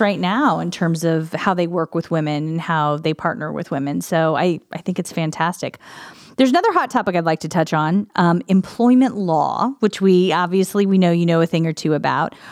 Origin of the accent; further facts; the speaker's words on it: Illinois, United States; now in Columbus, United States; I grew up in Illinois